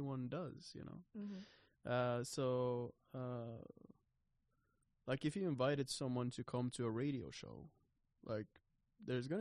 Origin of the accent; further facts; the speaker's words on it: Oslo, Norway; I'm from Oslo